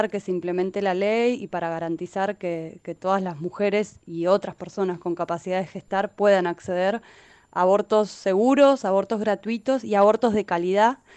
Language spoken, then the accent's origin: Spanish; Neuquén, Argentina; now in Buenos Aires, Argentina; soy de Neuquén ya hace varios años que vivo en Buenos Aires.